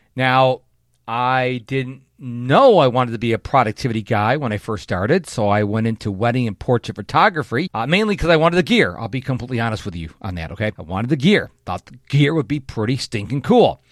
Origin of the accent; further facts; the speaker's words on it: Rochester, New York, United States; moved away as an adult; now in Houston, United States; in my hometown of Rochester, New York